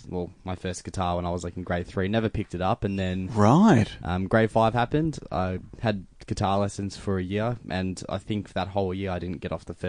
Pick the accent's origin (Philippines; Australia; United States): Australia; Melbourne, Victoria; also born or lived in South Morang; Grew up in Mill Park, but moved to South Morang. So still in the vicinity